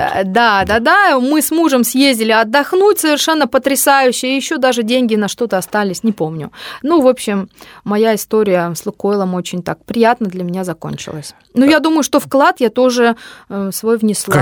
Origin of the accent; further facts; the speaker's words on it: Kemerovo, Kemerovo Oblast, Russia; moved away as an adult; also born or lived in Krasnoyarsk; now in Moscow, Russia; я из Кемерово. Я родилась там, я там прожила, э, закончила школу, и только потом уехала